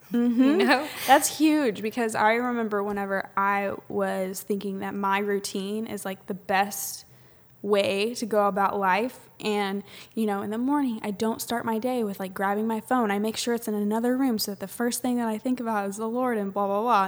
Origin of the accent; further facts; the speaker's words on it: Southern Illinois, United States; moved away as an adult; now in Atlanta area, United States; I'm from Southern Illinois